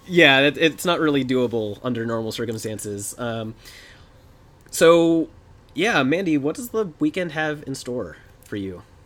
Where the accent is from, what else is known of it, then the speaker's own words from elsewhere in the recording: Atlanta, Georgia, United States; I was in high school back then because I grew up in the Atlanta area.